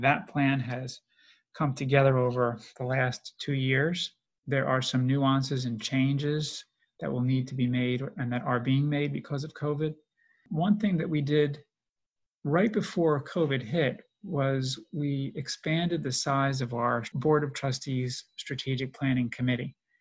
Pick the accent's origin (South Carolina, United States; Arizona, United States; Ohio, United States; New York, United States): New York, United States; I grew up in New York.